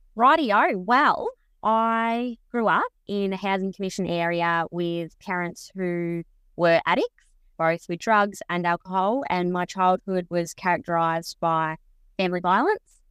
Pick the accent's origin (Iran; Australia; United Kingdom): Australia; Mildura, Victoria; also born or lived in Bairnsdale; I was born in Mildura, but when I moved to Bensdale when I was early teens, fourteen